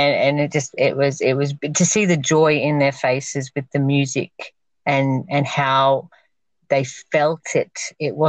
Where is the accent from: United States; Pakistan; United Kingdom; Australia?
Australia; Queensland; also born or lived in Victoria, Australia; I'm actually Victorian, not Queenslander, but I've grown up most of my life here, but I was born in Victoria.